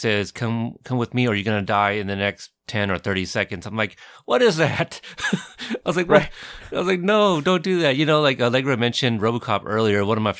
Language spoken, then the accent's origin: English; Texas, United States; born there; I mean, I was born in Texas, but I didn't grow up there.